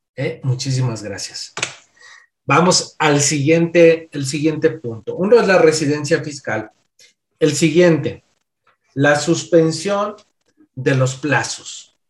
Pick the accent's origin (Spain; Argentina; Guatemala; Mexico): Mexico; soy de nacionalidad mexicana